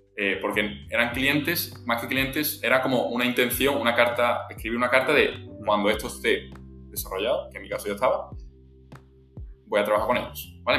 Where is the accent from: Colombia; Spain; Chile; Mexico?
Spain; Seville, Andalusia; soy sevillano, estoy estudiando en la Universidad de Sevilla